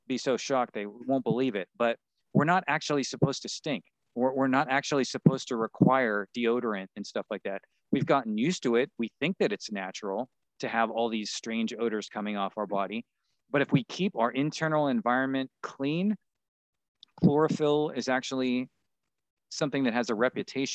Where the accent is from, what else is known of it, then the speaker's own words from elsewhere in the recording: Pittsburgh, Pennsylvania, United States; I grew up in Pittsburgh